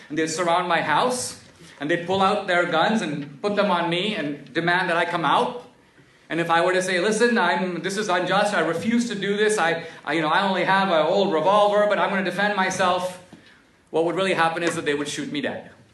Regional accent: India; now in United States; growing up in India

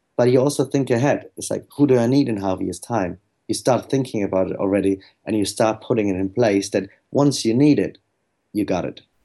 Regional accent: Germany; moved away

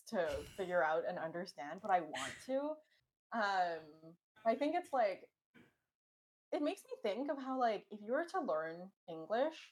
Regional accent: Canada; born or raised there

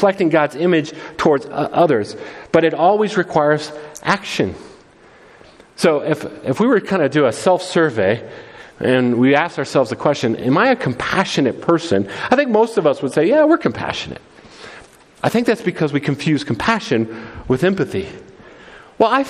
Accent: United States; The beautiful thing about being American

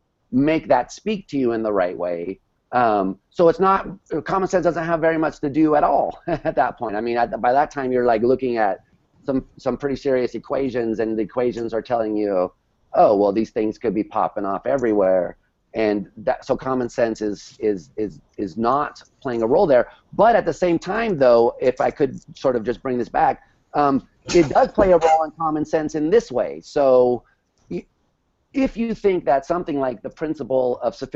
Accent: New York City, New York, United States; as a New Yorker

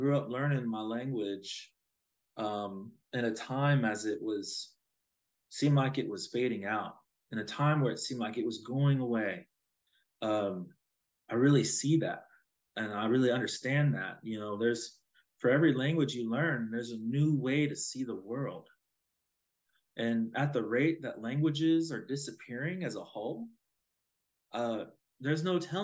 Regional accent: Osage Nation, Oklahoma, United States; I'm an Osage

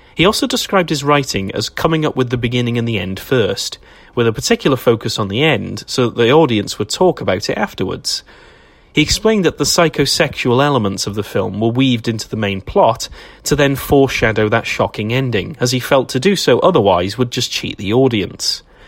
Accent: Wales, United Kingdom; I'm a Welshman

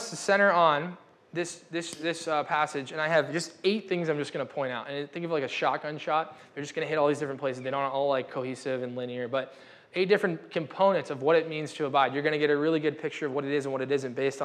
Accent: United States; We're American

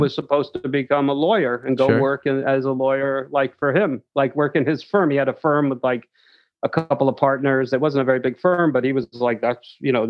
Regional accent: New Rochelle, New York, United States; also born or lived in Manhattan, New York; I was born in Manhattan. Okay. And I lived here till I was like 5 years old, and then we moved to the suburbs. We moved to New Rochelle, right outside of New York City.

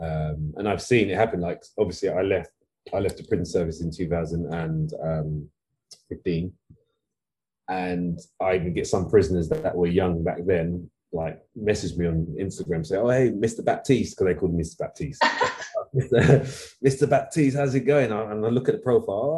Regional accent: London, United Kingdom; I grew up in East London, Walthamstow

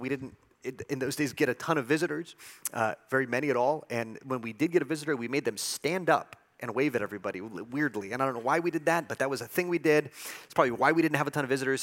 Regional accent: El Paso, Texas, United States; I've grown up in El Paso, I was born in El Paso

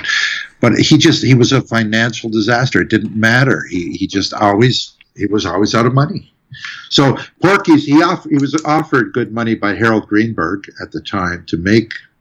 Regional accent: Canada; as a Canadian composer

